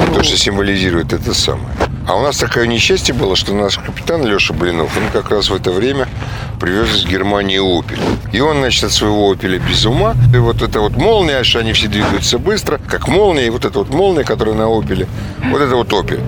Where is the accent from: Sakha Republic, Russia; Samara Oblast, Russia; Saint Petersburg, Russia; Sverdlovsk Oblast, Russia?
Saint Petersburg, Russia; живу и работаю, и вообще я питерский человек.